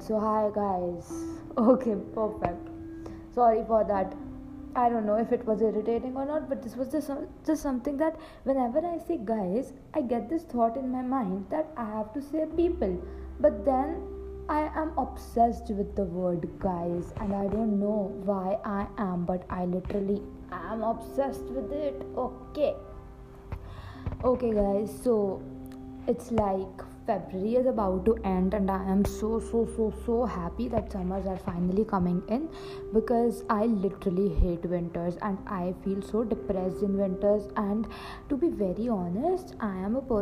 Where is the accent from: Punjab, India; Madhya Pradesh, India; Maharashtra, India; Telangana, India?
Punjab, India; Ludhiana; also born or lived in Chandigarh; I came to my hometown, that is Ludhiana